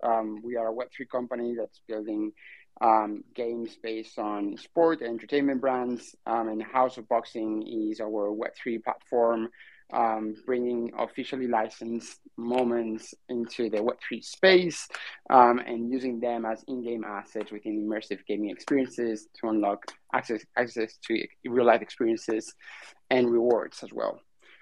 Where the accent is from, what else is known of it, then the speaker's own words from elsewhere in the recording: Spain; I'm not British. I'm Spanish.